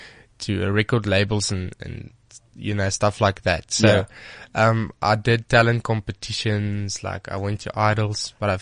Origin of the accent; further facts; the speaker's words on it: Bloemfontein, Free State, South Africa; Yes, I'm from Bloemfontein.